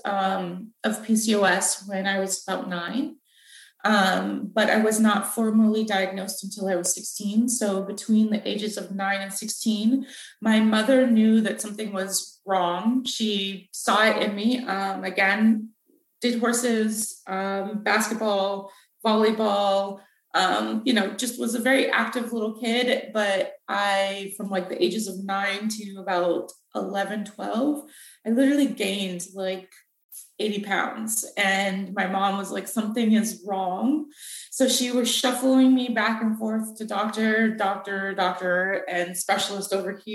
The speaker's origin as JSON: {"language": "English", "town": "Renton", "region": "Washington", "country": "United States", "tie": "born or raised there", "also_born_or_lived": "Boston, Massachusetts", "moved": "as an adult", "lives_now": "Virginia, United States", "said": "I was raised in Seattle, just outside of Seattle in a town called Renton, Washington, that's where I grew up"}